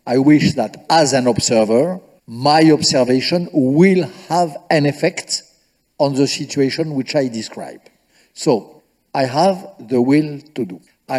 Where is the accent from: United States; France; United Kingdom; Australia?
France